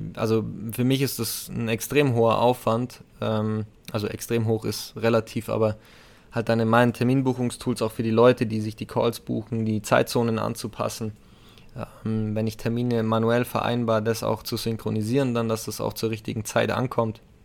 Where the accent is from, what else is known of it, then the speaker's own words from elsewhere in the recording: Bavaria, Germany; bei uns in Bayern